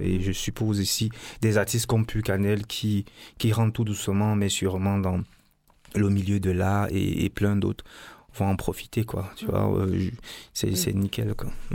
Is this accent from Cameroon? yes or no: yes; Cameroon; je viens du Cameroun